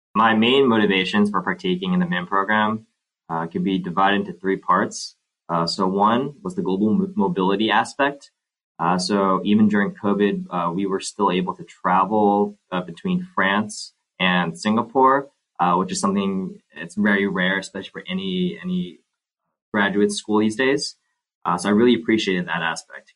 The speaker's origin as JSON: {"language": "English", "region": "New Jersey", "country": "United States", "tie": "born or raised there", "also_born_or_lived": "Hong Kong", "moved": "as an adult", "said": "I was born and raised in New Jersey"}